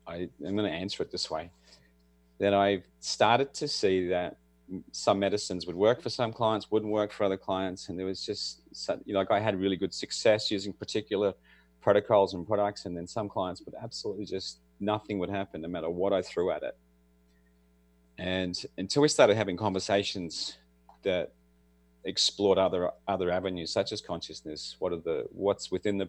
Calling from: Australia; I'm in Australia, and it's Thursday morning for me.

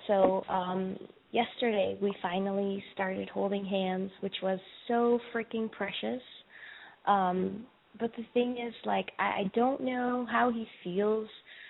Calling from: Charlotte, North Carolina, United States; I'm calling from Charlotte. I'm 24 years old.

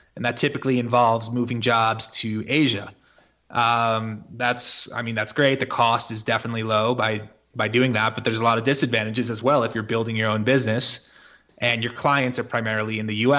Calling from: Mexico; And actually, I'm coming from Mexico right now on this call. This is where I live.

